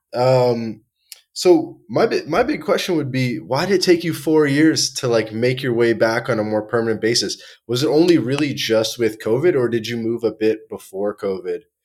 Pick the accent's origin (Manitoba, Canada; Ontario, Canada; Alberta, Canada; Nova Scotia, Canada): Ontario, Canada; Toronto; moved away; I grew up in Toronto, Canada.